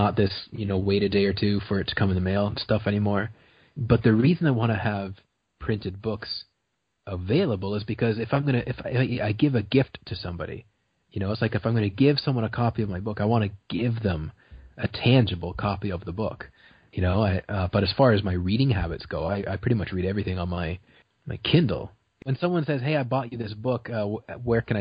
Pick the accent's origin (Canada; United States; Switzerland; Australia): Canada; Brantford, Ontario; I was born in Brantford, which is like the city over.